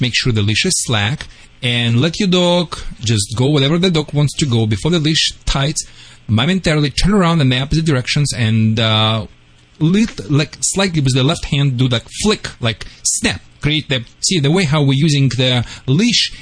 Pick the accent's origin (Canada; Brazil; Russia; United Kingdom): Russia; now in California, United States